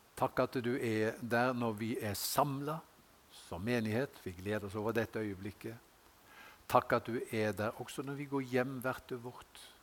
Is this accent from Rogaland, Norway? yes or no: yes; Haugesund, Rogaland, Norway; moved away; jeg gikk på Gard skole hjemme i Haugesund